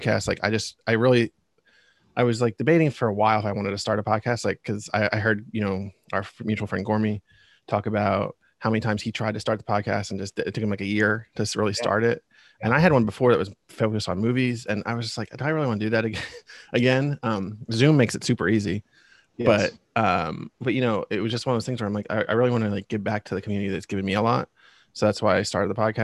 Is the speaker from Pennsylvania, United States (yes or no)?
yes; Reading, Pennsylvania, United States; I'm born and raised in Reading, Pennsylvania